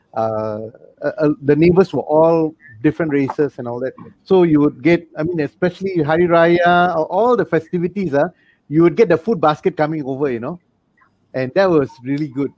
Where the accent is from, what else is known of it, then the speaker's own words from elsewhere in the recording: Malaysia; We are from Malaysia